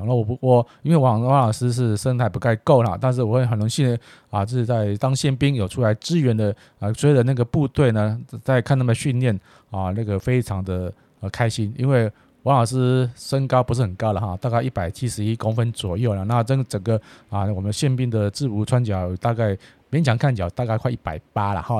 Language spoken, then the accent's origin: Chinese; Taiwan; 纯粹是我们台湾人的，啊，子弟